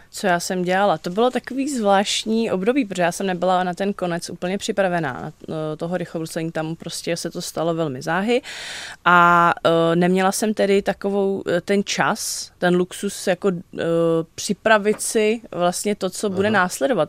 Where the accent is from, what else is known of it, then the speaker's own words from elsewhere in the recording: Vrchlabí, Hradec Králové Region, Czechia; já jsem jako z Vrchlabí